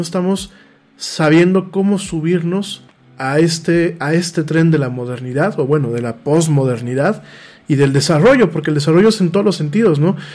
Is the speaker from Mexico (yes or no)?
yes; Mexico; nos estamos como mexicanos alejando mucho de la realidad contemporánea